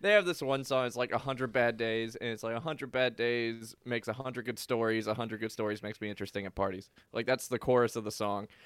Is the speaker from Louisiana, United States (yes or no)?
yes; New Orleans, Louisiana, United States; moved away as an adult; also born or lived in Kentucky; I grew up in New Orleans. I went to school in Kentucky